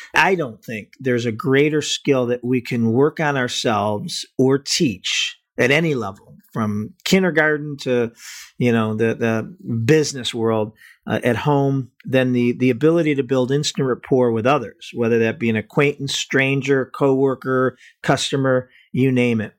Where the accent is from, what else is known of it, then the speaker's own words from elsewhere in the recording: Cleveland, Ohio, United States; I'm from Cleveland, so we're both from the Midwest